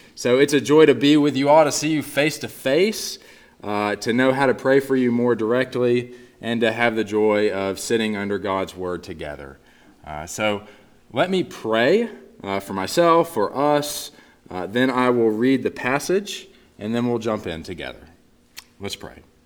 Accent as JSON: {"language": "English", "region": "Northeast Texas", "country": "United States", "tie": "born or raised there", "moved": "yes", "said": "growing up in Northeast Texas, I was born and raised into a family of diehard Dallas Cowboys fans"}